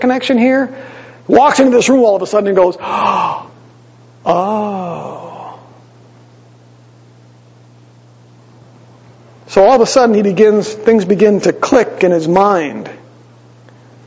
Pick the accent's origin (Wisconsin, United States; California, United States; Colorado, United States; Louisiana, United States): Wisconsin, United States; Green Bay; moved away; I grew up in Green Bay